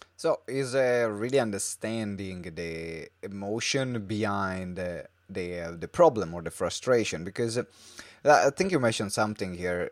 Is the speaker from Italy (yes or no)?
yes; Italy; English is a second language; we're both from Italy. So yeah. we both had to learn to read, write, and speak into different language, which in this case yeah. is English